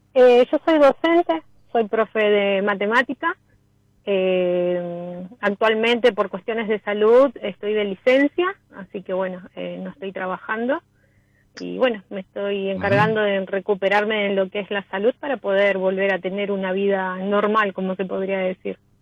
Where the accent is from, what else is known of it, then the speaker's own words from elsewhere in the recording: Los Cardales?, Buenos Aires, Argentina; yo soy de Las Ferreres, zona oeste